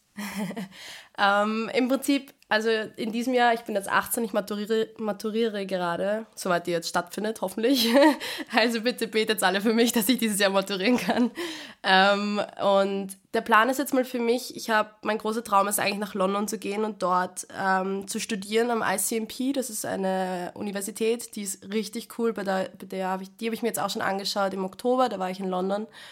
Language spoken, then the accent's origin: German; Vienna, Austria; meine Heimatskirche im 16. bei uns in Wien, im 16. Bezirk. Und da habe ich als kleines Mädel immer gesungen